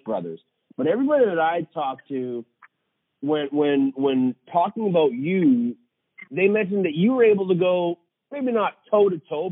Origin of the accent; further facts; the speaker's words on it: Victoria, British Columbia, Canada; Paul and Gary are from my hometown of Victoria, so I was able to grow up watching them.